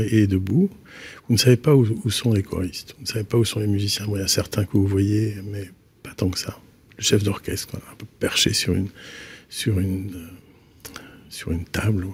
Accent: Carantec, Brittany, France; moved away as an adult; now in Belgium; J'ai grandi à Carantec, qui est un petit village, enfin maintenant c'est un peu plus qu'un village, on va dire, un, bourg du littoral mm-hmm. du Finistère Nord, et, et j'y ai passé toute mon enfance

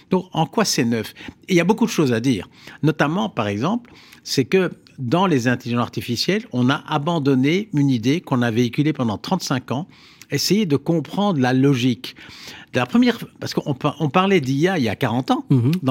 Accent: Flanders, Belgium; Moi, je suis flamand et un Flamand francophone, donc j'incarne toutes hmm. les je dirais, euh, toute la Belgique

